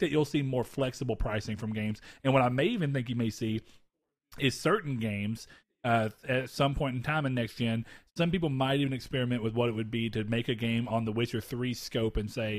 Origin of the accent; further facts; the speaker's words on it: Hawaii, United States; born there; I was born in Hawaii. I don't think I've ever talked about that.